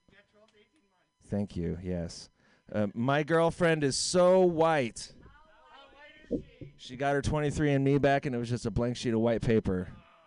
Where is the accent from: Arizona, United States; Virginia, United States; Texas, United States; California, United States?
California, United States; East Bay; I'm from the East Bay